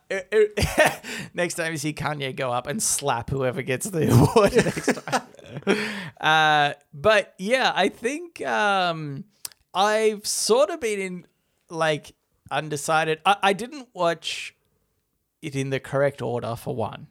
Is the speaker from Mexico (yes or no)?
no; Australia